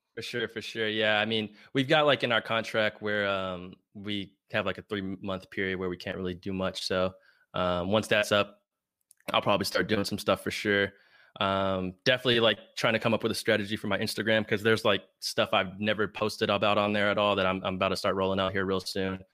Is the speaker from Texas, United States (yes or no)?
yes; Plano, Texas, United States; also born or lived in Lubbock, Texas; I'm from Plano, Texas